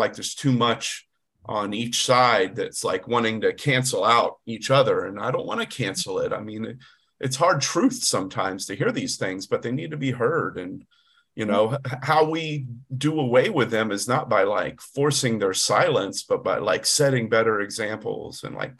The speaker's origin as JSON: {"language": "English", "region": "the South", "country": "United States", "tie": "born or raised there", "said": "I'm a proud Southerner. I'm not ashamed of growing up in the South. I don't have the sweet tea accent, but I grew up hunting and fishing and scouting."}